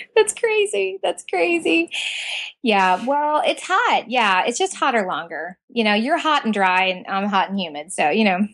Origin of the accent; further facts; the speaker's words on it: Southern Indiana, United States; moved away as an adult; now in Central Florida, United States; I was born and raised in Southern Indiana